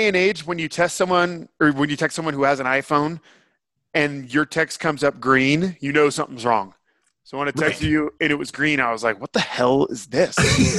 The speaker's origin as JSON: {"language": "English", "town": "San Francisco", "region": "California", "country": "United States", "said": "because I'm from San Francisco"}